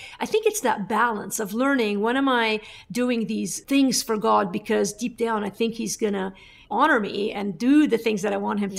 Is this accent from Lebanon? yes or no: yes; Lebanon; everything we could to have a productive life that also gave us opportunities outside of staying in my home country of Lebanon.